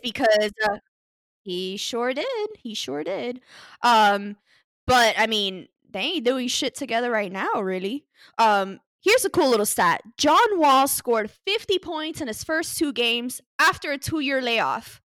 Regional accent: Florida, United States; we're all from Florida

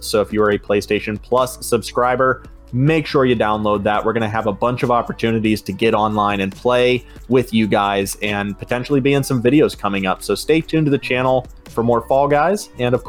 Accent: Pittsburgh, Pennsylvania, United States; we're both from Pittsburgh

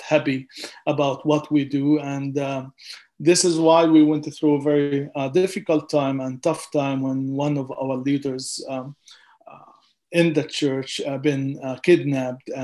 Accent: Gaza, Gaza Strip, Palestine; moved away as an adult; also born or lived in California; I grew up in Gaza

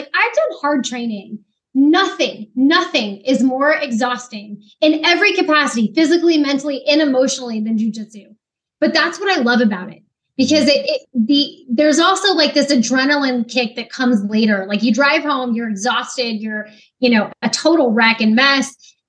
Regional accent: Pacific Northwest, United States; now in Virginia Beach, United States; So I grew up in the Pacific Northwest. It's absolutely incredible and beautiful out there.

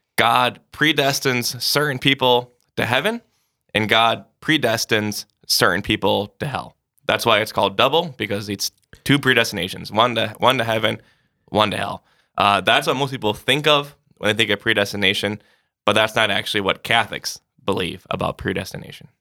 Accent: Sioux Falls, South Dakota, United States; Grew up in Sioux Falls.

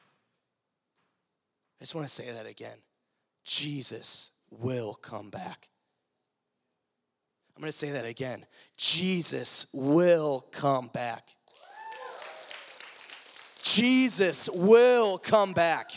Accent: Cleveland, Ohio, United States; moved away; I was from Cleveland

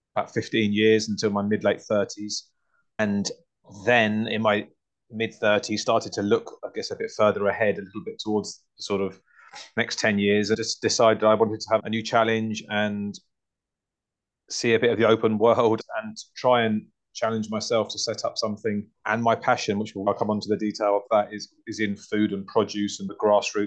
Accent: Hertfordshire, East of England, United Kingdom; moved away as an adult; also born or lived in North London; now in Twickenham, United Kingdom; I was born in North London. I grew up in Hertfordshire.

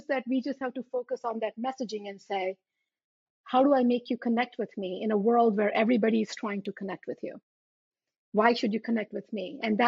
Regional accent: India; born there; Because you see, I was born in India and I had black spots on my teeth.

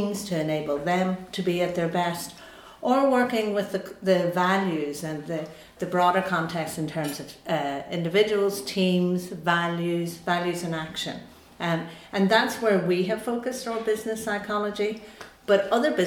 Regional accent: Buncrana, Ulster, Ireland; when I was growing up in Buncrana in Donegal

